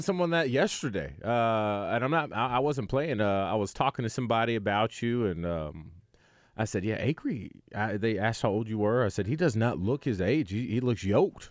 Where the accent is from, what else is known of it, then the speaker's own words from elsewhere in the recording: the South, United States; We're from the South